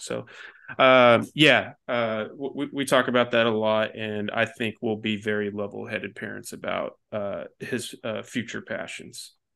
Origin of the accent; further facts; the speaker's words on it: Denton, Texas, United States; growing up in Denton, Texas before it, like, really blossomed into what it is now